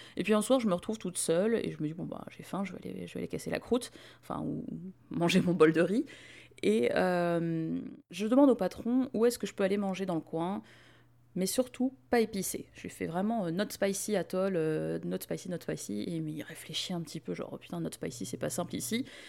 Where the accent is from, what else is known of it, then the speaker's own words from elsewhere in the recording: France; on s'y retrouve en tant que Français.